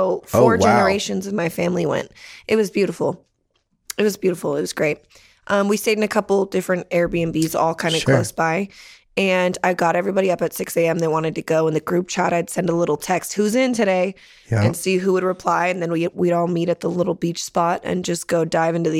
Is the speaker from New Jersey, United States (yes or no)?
no; Santa Barbara, California, United States; moved away; also born or lived in San Jose; I grew up in San Jose and then Santa Barbara